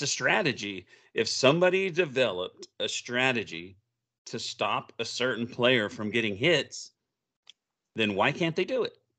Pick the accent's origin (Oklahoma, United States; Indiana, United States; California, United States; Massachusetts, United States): Oklahoma, United States; I grew up in Oklahoma, so I'm a big O U fan